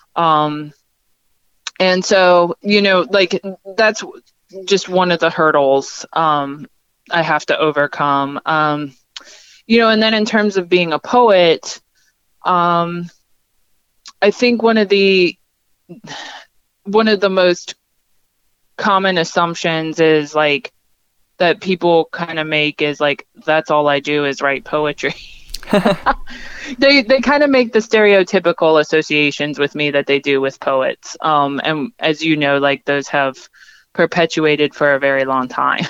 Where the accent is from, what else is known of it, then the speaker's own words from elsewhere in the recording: Pennsylvania, United States; now in West Virginia, United States; having grown up in the Ukrainian American community in Pennsylvania